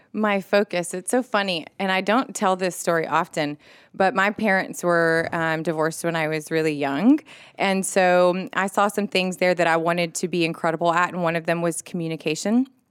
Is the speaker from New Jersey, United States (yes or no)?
no; Laredo, Texas, United States; moved away as an adult; also born or lived in Austin, Texas; now in Augusta, United States; I was born and raised in Laredo, Texas, which is on the border of Mexico.